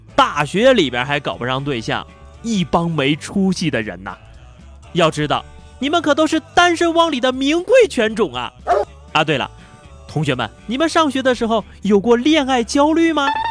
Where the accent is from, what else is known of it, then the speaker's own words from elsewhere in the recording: northern China, China; 大胖子跟我都是北方人